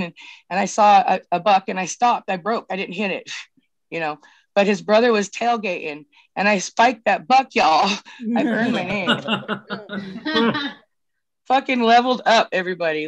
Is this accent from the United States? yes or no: yes; Northern California, United States; We're Hoopa from Northern California.